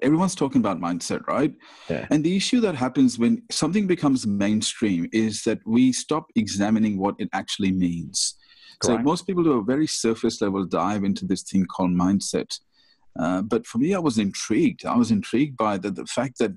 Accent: India; moved away; I was born in India

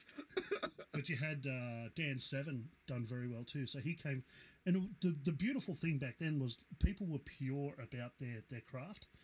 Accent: Newcastle, New South Wales, Australia; when I was growing up in Newcastle

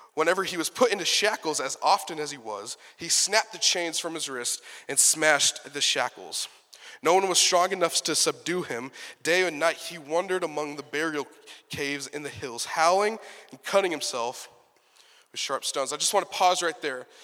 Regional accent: Texas, United States; I'm from Texas

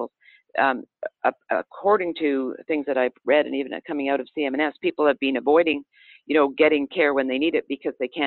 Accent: Canada; now in United States; I'm from Canada. I grew up under a single payer system where the government is the sole provider of health care

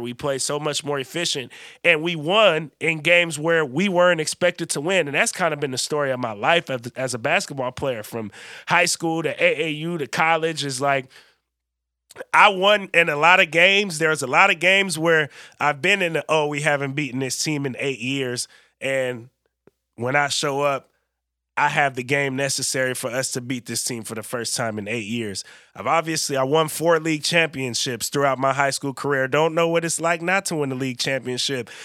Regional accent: Bay Area, California, United States; I'm from the Bay Area

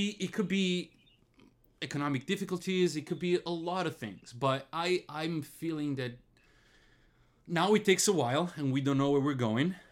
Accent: Italy; moved away; I come from Italy

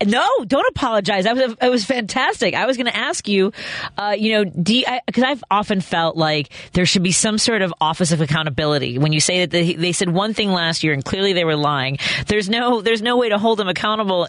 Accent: Chicago, Illinois, United States; I live in Jefferson Park. I live, I grew up in Norwood

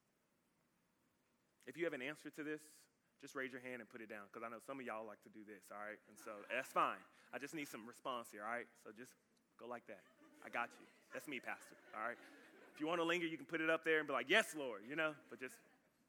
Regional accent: Dallas, Texas, United States; moved away as an adult; now in Austin, United States; I'm new. I'm from Dallas

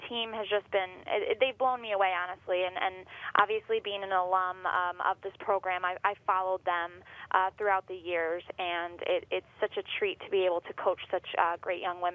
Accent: Northport, New York, United States; moved away as an adult; now in Rochester, United States; my hometown, Northport

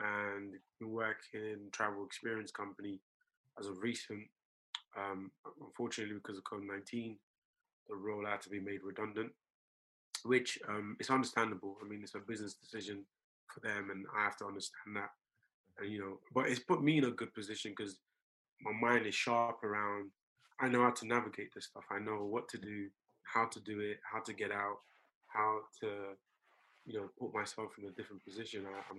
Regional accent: Tottenham, London, United Kingdom; When I got here, I grew up in Tottenham, went to school in a school called White Hart Lane, which then changed to Woodside High School.

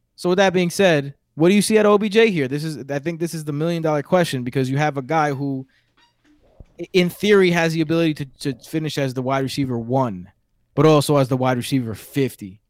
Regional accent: New York City, New York, United States; accent: New York; my New York accent, which my wife tells me I have all the time.

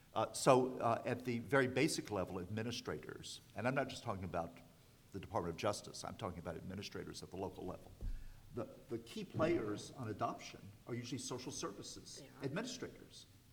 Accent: the South, United States; I grew up in the South

